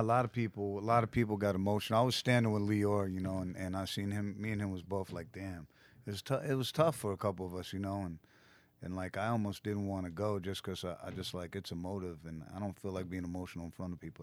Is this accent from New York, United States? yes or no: yes; New York City, New York, United States; I grew up in Manhattan